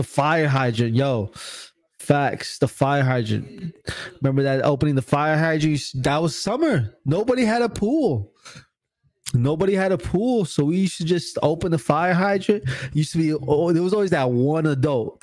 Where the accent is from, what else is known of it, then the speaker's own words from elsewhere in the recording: Newark, New Jersey, United States; I'm from Newark, New Jersey, so we used to have this big skating ring